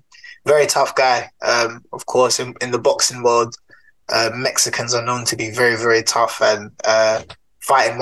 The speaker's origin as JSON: {"language": "English", "region": "London", "country": "United Kingdom", "tie": "born or raised there", "moved": "as an adult", "lives_now": "Nottingham, United Kingdom", "said": "Grew up originally from Southeast London, a place you might have heard of called Peckham, as you can tell by my accent"}